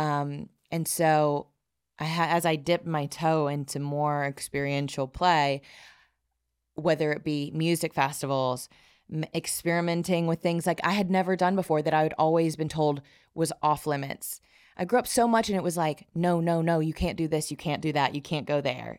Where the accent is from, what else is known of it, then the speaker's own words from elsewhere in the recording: South Alabama, United States; I grew up in the Bible Belt of South Alabama